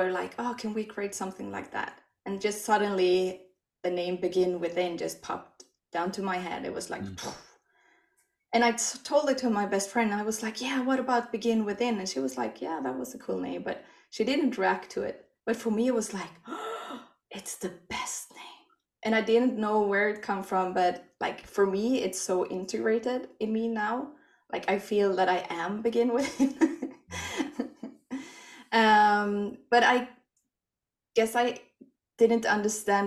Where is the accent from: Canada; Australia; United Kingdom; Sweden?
Sweden; English is a second language; moved away as an adult; now in Norway; I'm from Sweden. I moved to Norway 15 years ago with my best friend